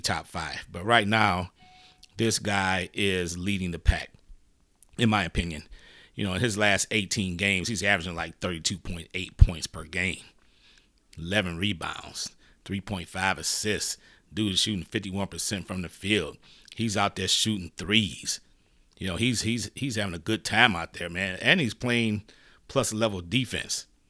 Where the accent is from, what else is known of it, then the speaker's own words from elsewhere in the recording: Detroit, Michigan, United States; moved away; I'm originally from the Motor City, Detroit